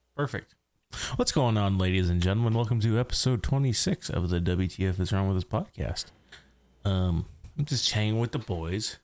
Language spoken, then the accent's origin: English; rural Saskatchewan, Canada; I grew up in rural Saskatchewan